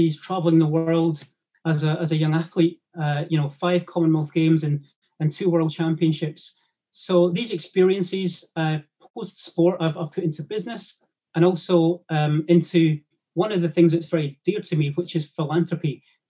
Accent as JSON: {"language": "English", "town": "Grangemouth", "region": "Scotland", "country": "United Kingdom", "tie": "born or raised there", "said": "growing up in Grangemouth in Scotland"}